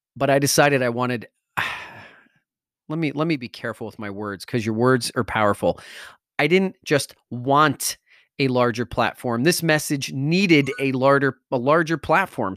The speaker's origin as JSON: {"language": "English", "town": "Wallington", "region": "New Jersey", "country": "United States", "tie": "born or raised there", "said": "I grew up in Wellington, New Jersey"}